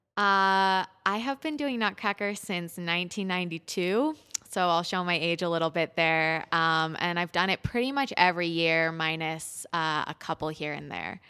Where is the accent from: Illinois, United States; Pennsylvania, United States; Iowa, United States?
Pennsylvania, United States; Pittsburgh; moved away as an adult; I grew up in Pittsburgh at Pittsburgh Youth Ballet